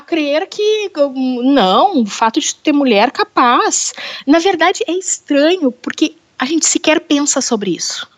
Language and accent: Portuguese; Porto Alegre, Rio Grande do Sul, Brazil; Eu sou de Porto Alegre, aqui do Rio Grande do Sul.